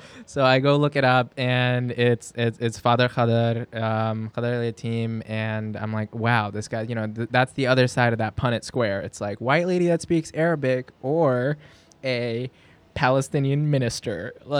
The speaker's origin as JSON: {"language": "English", "country": "Pakistan", "also_born_or_lived": "New York City, United States", "said": "I don't. I speak Urdu. I'm Pakistani."}